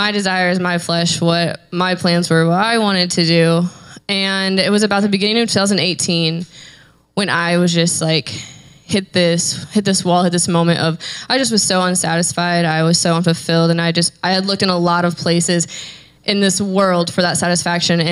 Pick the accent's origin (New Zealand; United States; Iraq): United States; Lakeville, Indiana; I'm from Lakeville, Indiana, and I currently reside in Lakeville, Indiana with my parents